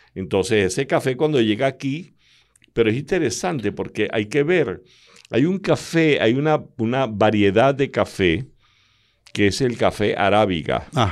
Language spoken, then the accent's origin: Spanish; Calabozo, Guárico, Venezuela; moved away; allá en mi pueblo, en Calabozo